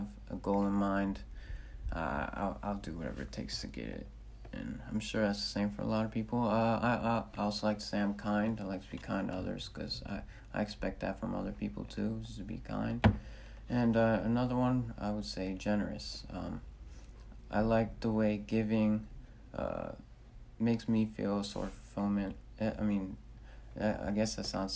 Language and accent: English; Decatur, Georgia, United States; moved away as an adult; also born or lived in Manhattan, New York; my hometown Decatur